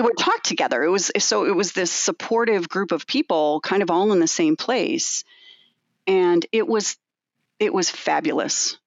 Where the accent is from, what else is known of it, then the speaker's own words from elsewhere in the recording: Evanston, Illinois, United States; I grew up near the Skokie area in Evanston.